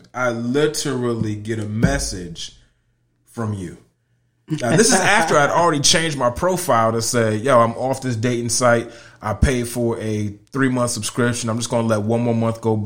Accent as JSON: {"language": "English", "region": "Connecticut", "country": "United States", "tie": "born or raised there", "also_born_or_lived": "Orlando, Florida / Tampa, Florida / Winter Park, Florida", "moved": "as an adult", "lives_now": "Lakeland, United States", "said": "I am born and raised in Connecticut."}